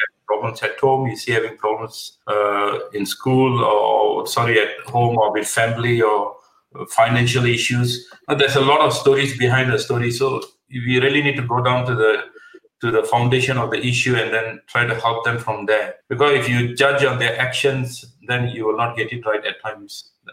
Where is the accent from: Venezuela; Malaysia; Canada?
Malaysia; moved away as an adult; now in United Kingdom; I'm I'm originally from Malaysia. I've been here for the last thirty over years.